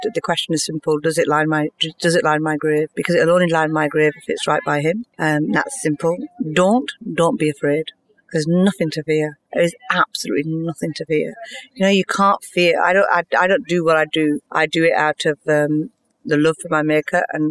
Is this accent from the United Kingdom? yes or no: yes; United Kingdom; I'm quite British.